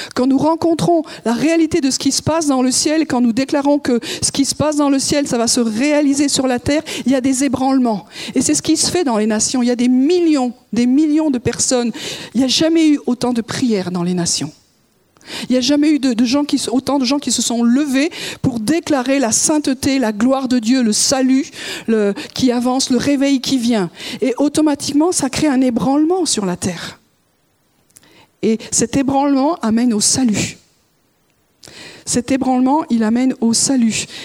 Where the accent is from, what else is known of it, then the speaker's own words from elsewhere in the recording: France; en tant que Français